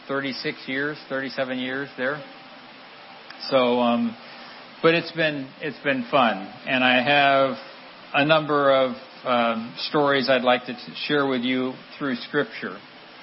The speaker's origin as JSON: {"language": "English", "country": "Central African Republic", "tie": "born or raised there", "moved": "as an adult", "said": "And I grew up in the Central African Republic. I went over there when I was 3 years old, before independence of the Central African Republic."}